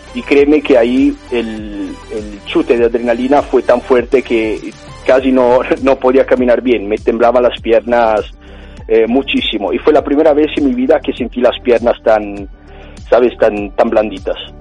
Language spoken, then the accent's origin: Spanish; Italy; accent: Italian; Spanish is a second language; moved away as an adult; also born or lived in Australia; now in Barcelona, Spain; soy italiano y se nota, imagino, desde el acento